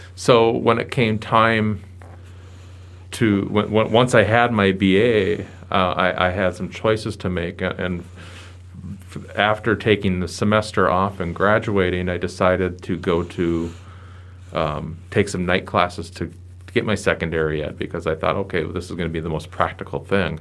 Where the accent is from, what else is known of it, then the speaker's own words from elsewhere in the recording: Bismarck, North Dakota, United States; growing up in the Bismarck-Mandan area.